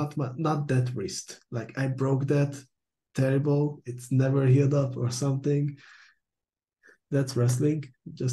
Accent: Budapest, Hungary; now in Copenhagen, Denmark; I'm from Hungary, Budapest, but I live in Copenhagen, Denmark

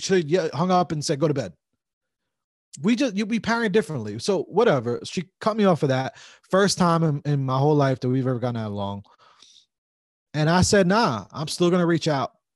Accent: New Jersey, United States; we grew up here in Jersey

